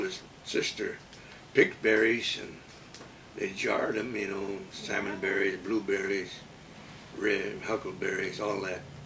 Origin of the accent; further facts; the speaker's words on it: Ketchikan, Alaska, United States; also born or lived in Metlakatla, Alaska; I was born in Middle Catlin when William Duncan died in 1918. And then my dad was a carpenter, that's why we moved to Ketchikan